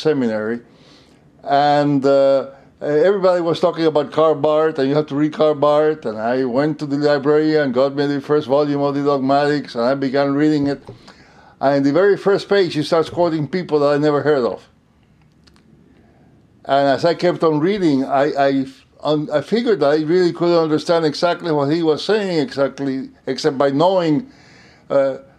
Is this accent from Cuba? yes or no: yes; Cuba; moved away as an adult; also born or lived in Puerto Rico; now in United States; I grew up in Cuba.